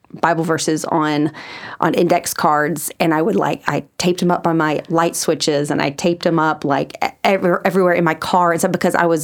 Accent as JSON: {"language": "English", "town": "Huntsville", "region": "Alabama", "country": "United States", "also_born_or_lived": "Virginia", "moved": "as an adult", "lives_now": "Birmingham, United States", "said": "I'm from Huntsville originally"}